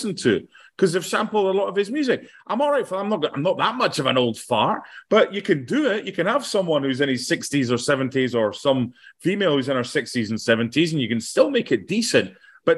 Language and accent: English; Penicuik, Scotland, United Kingdom; a fellow person from Pennycook